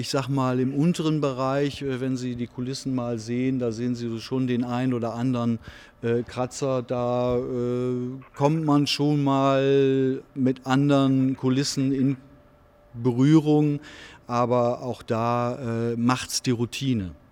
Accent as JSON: {"language": "German", "region": "Northern Germany", "country": "Germany", "said": "wenn ich das als Norddeutscher mal sagen darf"}